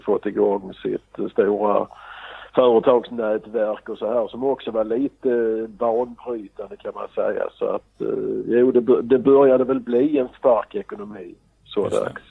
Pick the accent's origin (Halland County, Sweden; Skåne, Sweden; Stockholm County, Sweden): Skåne, Sweden; Trelleborg; now in Gothenburg, Sweden; Jag kommer från Trelleborg och bor i Göteborg.